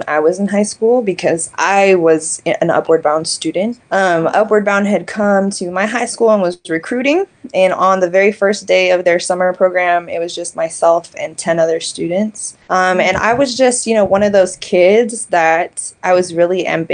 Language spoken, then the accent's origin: English; Kansas City, Missouri, United States; I was born and raised in the Show Me State, Kansas City, so Casey Moe in the house.